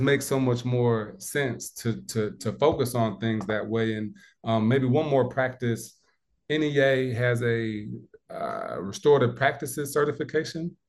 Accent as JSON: {"language": "English", "region": "Midwest", "country": "United States", "tie": "born or raised there", "moved": "yes", "lives_now": "South Carolina, United States", "said": "growing up in the Midwest"}